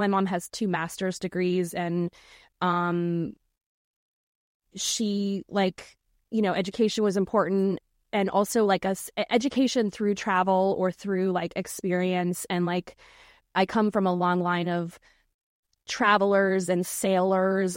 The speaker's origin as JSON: {"language": "English", "town": "Norfolk", "region": "Virginia", "country": "United States", "tie": "born or raised there", "said": "I, I grew up in Norfolk, Virginia"}